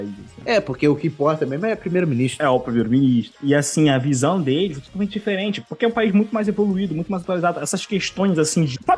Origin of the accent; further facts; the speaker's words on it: Brazil; Eu, ah, sou, sou brasileiro e tal.